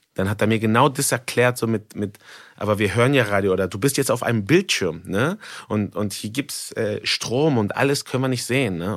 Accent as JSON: {"language": "German", "country": "Mexico", "moved": "yes", "lives_now": "Germany", "said": "ich komme aus Mexiko"}